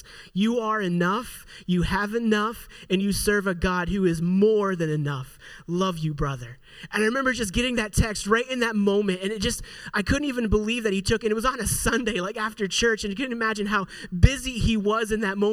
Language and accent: English; Pittsburgh, Pennsylvania, United States; moved away as an adult; also born or lived in Indiana; I'm from Pittsburgh